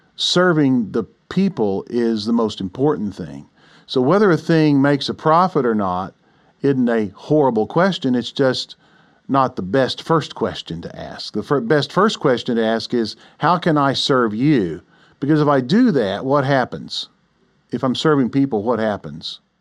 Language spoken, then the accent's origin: English; Oklahoma City, Oklahoma, United States; I grew up here in Oklahoma City